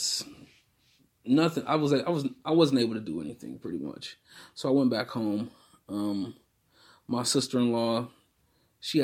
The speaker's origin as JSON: {"language": "English", "town": "Akron", "region": "Ohio", "country": "United States", "said": "I'm from Akron, Ohio"}